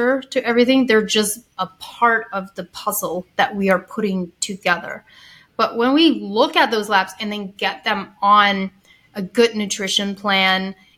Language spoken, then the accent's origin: English; Ohio, United States; I grew up Amish in Ohio, had like the most strict upbringing in the Amish community